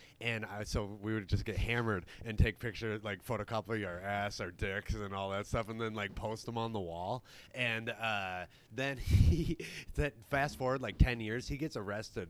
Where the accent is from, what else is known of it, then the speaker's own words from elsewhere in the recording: Rhinelander, Wisconsin, United States; Because he knew I'm from Rhinelander.